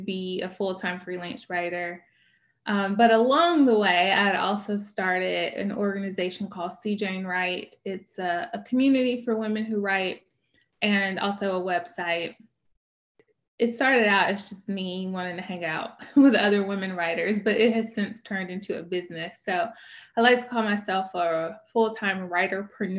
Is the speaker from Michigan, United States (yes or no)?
no; Birmingham, Alabama, United States; moved away as an adult; also born or lived in Louisville, Kentucky; I am from Birmingham originally, but then I lived in a bunch of other places